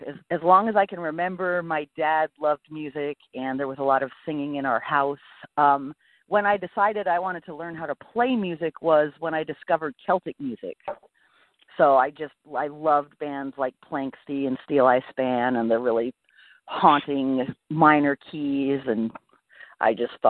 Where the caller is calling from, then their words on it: Anna Maria Island, Florida, United States; I am right now calling from the Anna Maria Island in Florida.